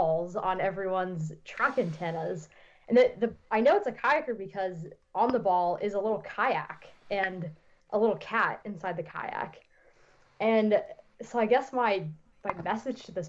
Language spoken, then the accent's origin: English; Missoula, Montana, United States; now in White Salmon, United States; I'm from Missoula